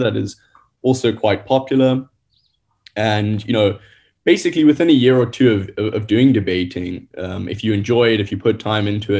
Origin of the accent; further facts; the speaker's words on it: Gauteng, South Africa; moved away; I'm from Gauteng originally